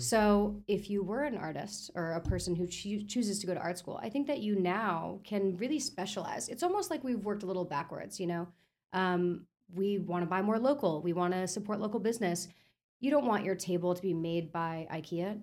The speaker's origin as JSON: {"language": "English", "region": "Florida", "country": "United States", "tie": "born or raised there", "also_born_or_lived": "New York", "said": "I'm born in Florida. Uh, raised in New York till I was about seven, so like just like the first early years, and then back to Florida for most of my like you know development years"}